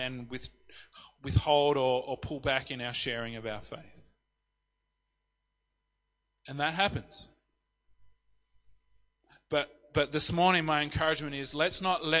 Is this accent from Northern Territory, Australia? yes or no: no; country New South Wales, Australia; also born or lived in Sydney, Australia / Yass, Australia; I'm a country New South Wales boy, but I experienced a time in Sydney for 14 years before I moved here with my family.